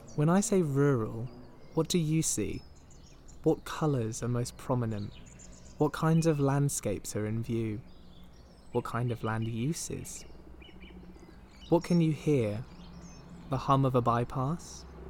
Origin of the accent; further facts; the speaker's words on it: Midsomer Norton, South West England, United Kingdom; my hometown, Midsummer Norton